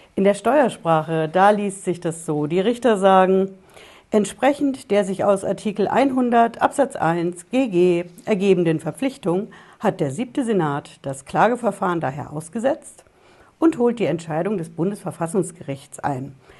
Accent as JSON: {"language": "German", "country": "Germany", "said": "bei uns in Deutschland"}